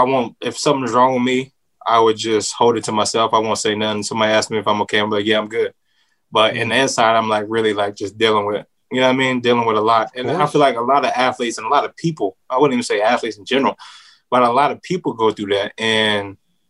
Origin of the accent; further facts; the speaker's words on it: Sacramento, California, United States; Sacramento, California.